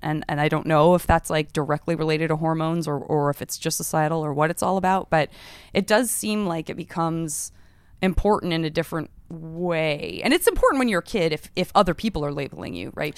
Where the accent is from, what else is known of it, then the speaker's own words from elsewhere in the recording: Arizona, United States; I'm from Arizona